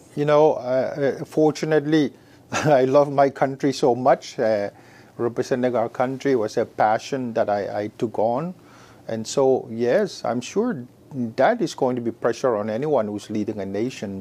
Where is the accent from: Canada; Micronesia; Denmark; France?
Micronesia; also born or lived in Oregon, United States; growing up with many siblings and growing up in the Micronesian culture of uh, respect